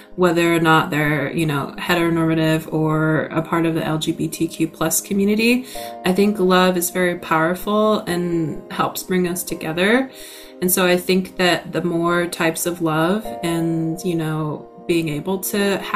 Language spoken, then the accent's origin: English; La Conner, Washington, United States; I grew up on the Swinomish Reservation, and then within next to the reservation is the town of LeConnor